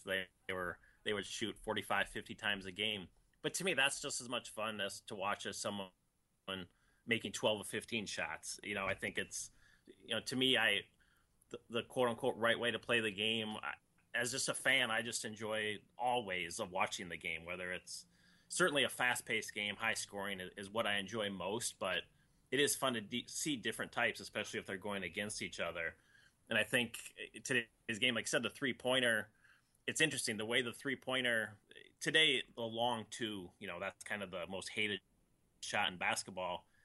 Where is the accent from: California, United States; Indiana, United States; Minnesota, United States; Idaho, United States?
Minnesota, United States; I grew up in Minnesota